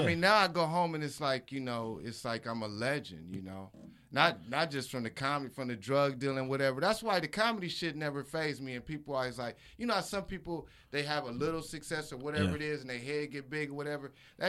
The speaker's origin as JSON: {"language": "English", "region": "Nebraska", "country": "United States"}